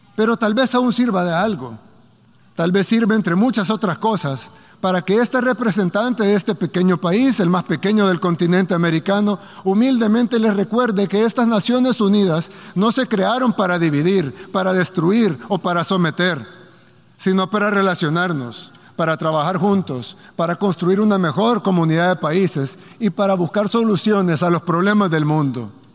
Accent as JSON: {"language": "Spanish", "country": "El Salvador", "said": "mi país, El Salvador"}